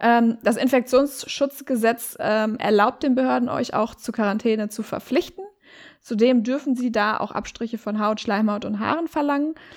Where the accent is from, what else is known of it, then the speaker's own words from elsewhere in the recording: Herford, North Rhine-Westphalia, Germany; ich komme ja aus Herford